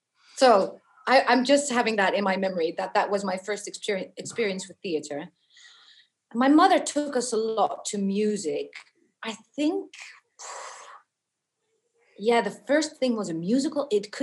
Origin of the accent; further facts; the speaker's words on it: Beckenham, London, United Kingdom; born there; I was born in Beckenham. Yes.